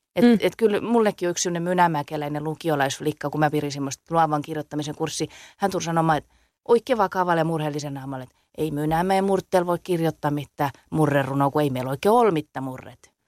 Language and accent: Finnish; Salo, Southwest Finland, Finland; accent: Salo dialect; mä puhun Salomurttelta